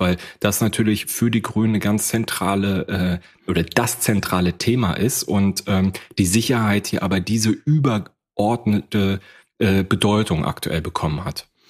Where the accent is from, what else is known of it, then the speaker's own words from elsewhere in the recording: Rostock, Mecklenburg-Vorpommern, Germany; Ich komme aus Rostock